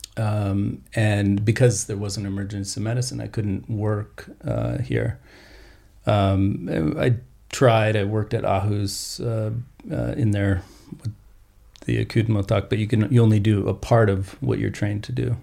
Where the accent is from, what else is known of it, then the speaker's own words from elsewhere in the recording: New Mexico, Colorado, the American West, United States; also born or lived in Austin, Texas; I uh, grew up in uh, New Mexico, Colorado, the West in general